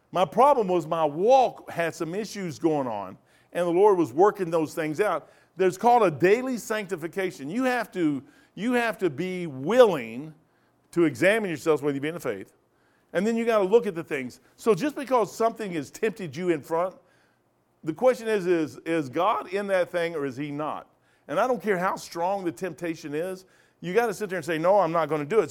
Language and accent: English; Kentucky, United States; moved away; also born or lived in Napa Valley; I'm from Kentucky